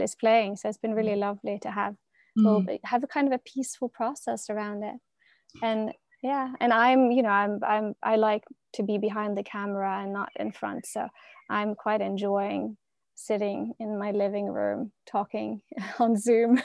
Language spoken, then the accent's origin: English; Norway; I'm from Norway